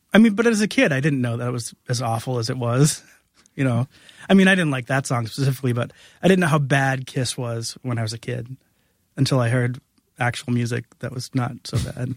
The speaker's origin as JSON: {"language": "English", "town": "New Bedford", "region": "Massachusetts", "country": "United States", "also_born_or_lived": "Providence, Rhode Island", "said": "I'm from New Bedford, Massachusetts"}